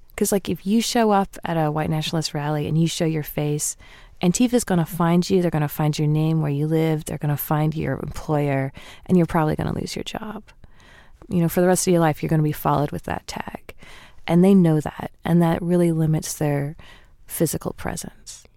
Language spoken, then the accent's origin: English; the South, United States; I'm from the South